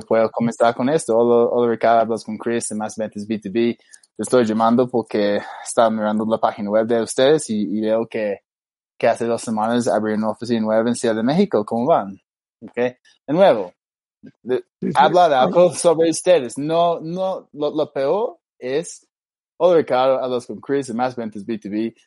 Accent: Australia; Spanish is a second language; now in Bogotá, Colombia; yo soy australiano

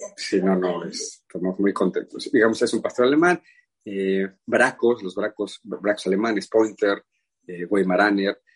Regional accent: Mexico; como buenos mexicanos

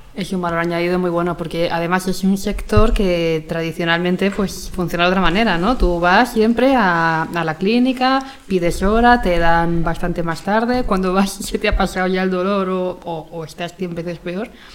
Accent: Spain; soy la típica española

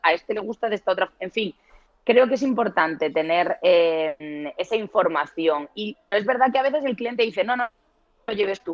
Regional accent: Murcia, Region of Murcia, Spain; accent: sureño; moved away as an adult; now in Madrid, Spain; soy de Murcia, aunque llevo 20 años viviendo en Madrid, que es casi la mitad de mi vida, con lo cual soy tan madrileña como murciana ya, aunque me sigue quedando el acento sureño

